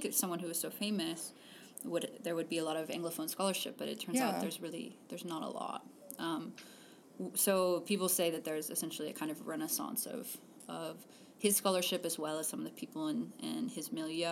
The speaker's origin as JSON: {"language": "English", "area": "Cajun country", "region": "southern Louisiana", "country": "United States", "tie": "born or raised there", "moved": "yes", "lives_now": "Ithaca, United States", "said": "I grew up in Louisiana"}